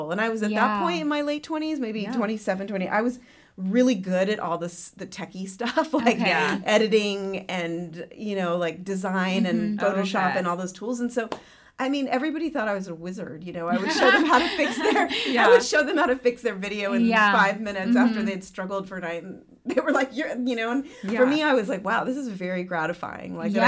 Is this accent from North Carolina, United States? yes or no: yes; Raleigh, North Carolina, United States; moved away as an adult; now in Los Angeles, United States; I grew up in Raleigh, North Carolina